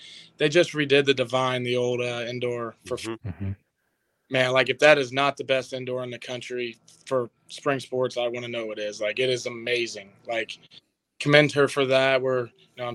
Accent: Lincoln, Missouri, United States; I came from Lincoln, Missouri

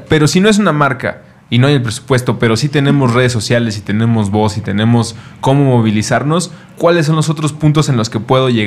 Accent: Mexico

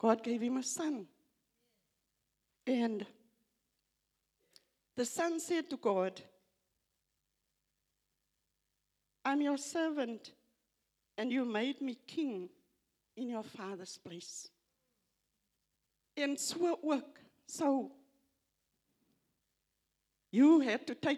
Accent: South Africa; first language Afrikaans; English is a second language; it's not my first language, English. I'm Afrikaans

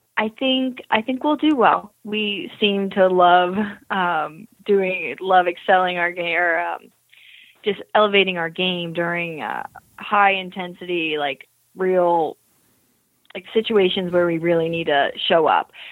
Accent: Eustis, Florida, United States; moved away; I grew up in a town called Eustis, Florida. So that's central Florida.

